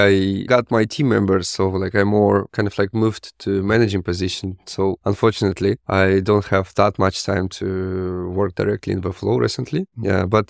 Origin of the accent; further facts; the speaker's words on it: Russia; Yeah, I'm originally from Russia. So I was born in a really small place on the west of Russia. This was kind of like a really small town, maybe like 3,000 or like 5,000 people.